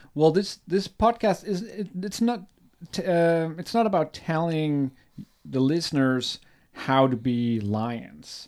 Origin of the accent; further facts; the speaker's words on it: Germany; I'm born and raised in Germany.